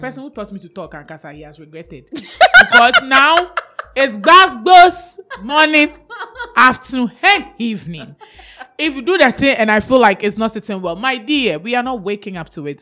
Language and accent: English; Ghana; I'm so Ghanaian